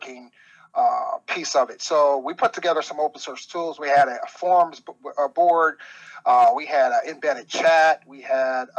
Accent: Cincinnati, Ohio, United States; born and raised in Cincinnati, Ohio. Like I said, been here all my life.

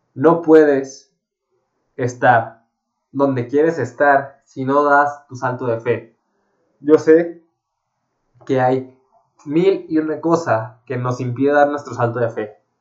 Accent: Guadalajara, Jalisco, Mexico; Yo soy de Guadalajara, México

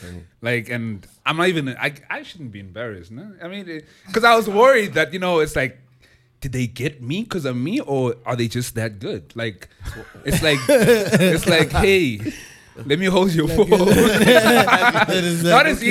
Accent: Kokstad, KwaZulu-Natal, South Africa; also born or lived in Durban; now in Johannesburg, South Africa; I'm originally from Ekokstad

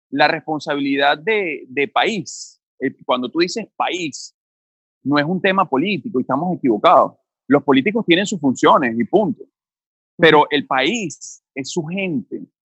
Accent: Venezuela

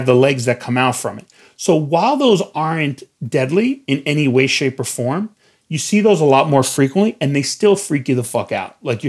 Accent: New York, United States; I'm from New York

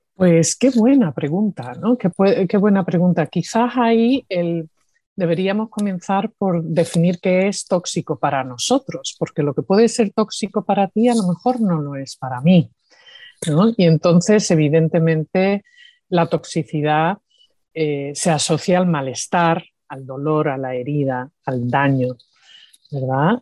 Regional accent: Andalusia, Spain; accent: Andalusian; moved away; also born or lived in New York, United States / Seville, Spain; cuando hablo español, pues tengo acento andaluz.

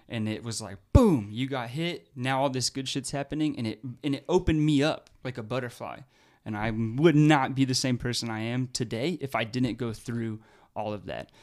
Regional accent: Fayetteville, Arkansas, United States; also born or lived in Oregon; now in Oklahoma, United States; where I grew up in Fayetteville, the military would come during lunch periods in high school

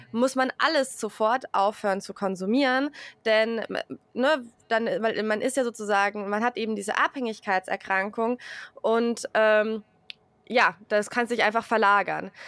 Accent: a Bavarian village, Germany; moved away; also born or lived in Hesse; ich bin im bayerischen Dorf aufgewachsen

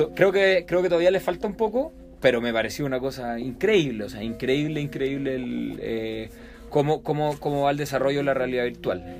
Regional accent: Chile; moved away as an adult; now in Mexico; en Chile, de donde yo vengo.

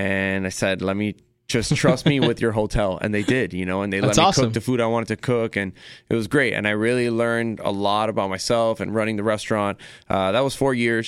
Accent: Miami, Florida, United States; I'm born and raised in Miami. Very proud Miami

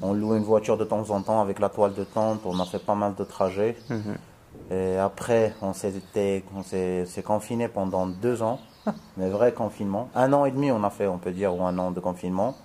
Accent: Morocco; je suis marocain

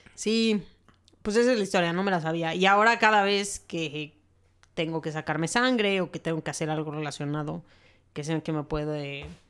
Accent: Mexico; así somos los mexicanos

